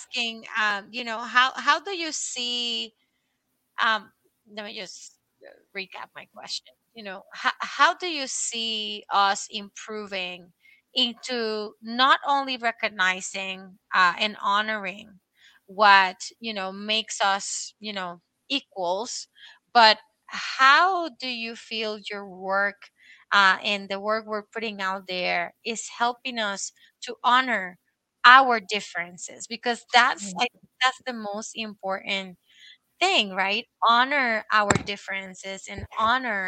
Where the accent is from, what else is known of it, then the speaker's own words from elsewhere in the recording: Puerto Rico; now in Massachusetts, United States; I grew up in Puerto Rico.